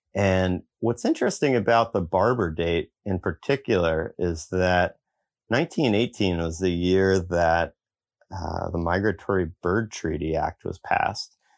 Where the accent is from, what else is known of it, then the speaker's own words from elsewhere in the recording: Eastern Shore of Virginia, United States; growing up in the Eastern Shore of Virginia